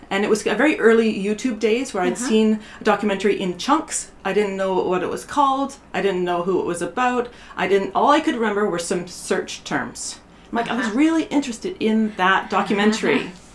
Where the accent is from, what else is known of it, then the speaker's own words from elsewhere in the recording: Canada; moved away as an adult; also born or lived in Bay Area, United States; now in Portland, United States; I was from Canada